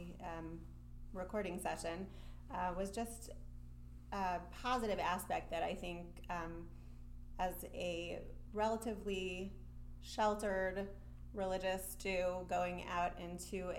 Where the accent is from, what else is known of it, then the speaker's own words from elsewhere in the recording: Denver, Colorado, United States; I grew up in Denver, Colorado